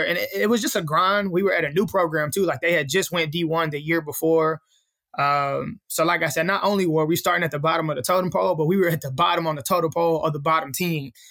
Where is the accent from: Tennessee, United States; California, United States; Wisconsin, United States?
Tennessee, United States; Columbia; also born or lived in Houston, Texas; now in Nashville, United States; I'm originally from Columbia, Tennessee. Uh, that's where I was, uh, raised at. I stayed there for probably till I was about thirteen